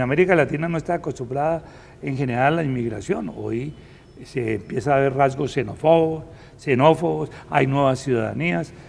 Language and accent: Spanish; Bogotá, Colombia; Yo soy bogotano